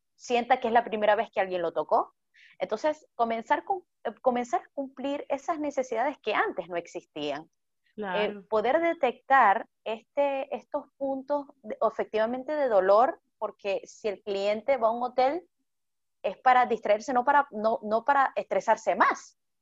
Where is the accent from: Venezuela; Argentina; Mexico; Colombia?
Venezuela; soy venezolana